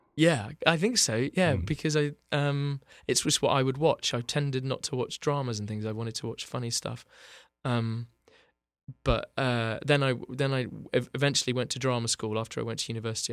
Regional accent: Bath, South West England, United Kingdom; born or raised there; moved away as an adult; now in Los Angeles, United States

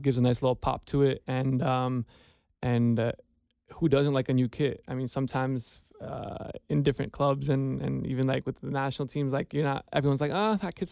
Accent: United States; moved away as an adult; now in Ohio, United States; We're from New Jersey, New York, so it's very hustle and bustle out there

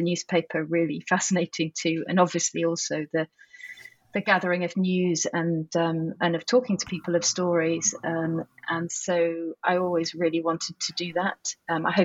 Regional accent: Manchester, North West England, United Kingdom; moved away as an adult; also born or lived in Newcastle upon Tyne / Oxford / Prague / Russia; I grew up in Manchester, just outside Manchester, and went to school there.

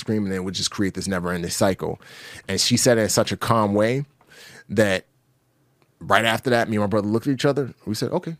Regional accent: New York City, New York, United States; also born or lived in Nigeria; I grew up in the Bronx. I was a product of my environment. I didn't have a father. My father died when I was five. We left Nigeria when my father died.

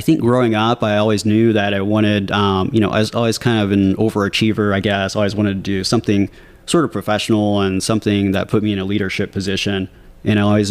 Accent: Batesville, Arkansas, United States; moved away as an adult; also born or lived in Washington, D.C. / Kansas City; now in Springfield, United States; I grew up in a small town in Arkansas called Batesville

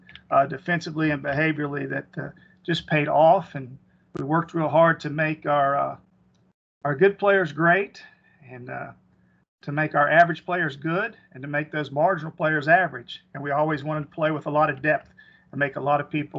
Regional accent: Hinton, West Virginia, United States; I was from Hinton, West Virginia. Graduated from Hinton High School

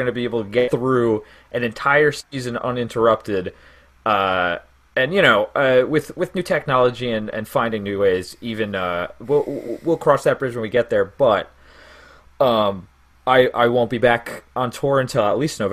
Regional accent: Mount Sinai, New York, United States; I am from Mount Sinai. I have lived there my whole life. Deep Suffolk

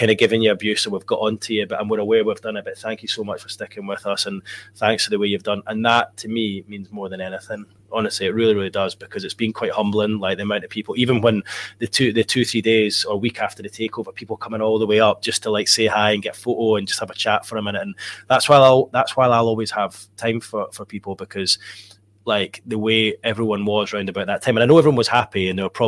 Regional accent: Edinburgh, Scotland, United Kingdom; moved away as an adult; now in Newcastle upon Tyne, United Kingdom; living growing up in Edinburgh

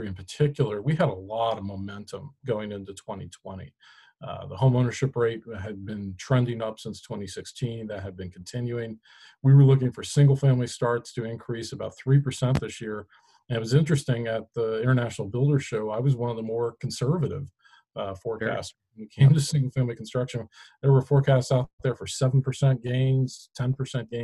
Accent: Midwest, United States; I'm a Midwesterner

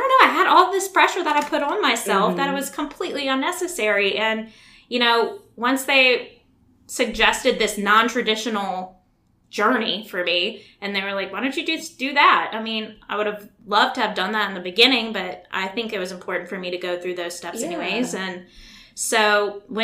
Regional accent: Baton Rouge, Louisiana, United States; Born and raised Baton Rouge, Louisiana

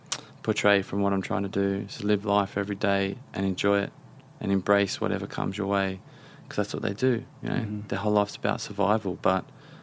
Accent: Australia; now in London, United Kingdom; I'm an Aussie living in London.

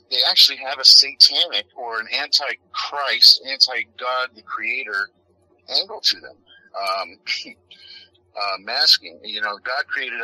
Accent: United States; I'm an American

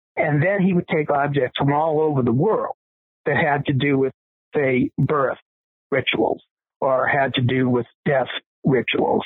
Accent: Boston, Massachusetts, United States; I was growing up in Boston, Massachusetts

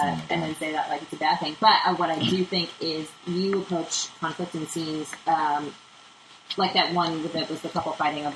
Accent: Chicago, Illinois, United States; now in Los Angeles, United States; where I'm from Chicago

